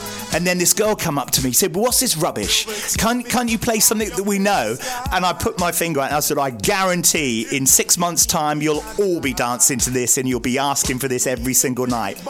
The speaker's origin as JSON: {"language": "English", "area": "Cornwall", "region": "South West England", "country": "United Kingdom", "also_born_or_lived": "Bristol", "moved": "yes", "said": "I was from Cornwall."}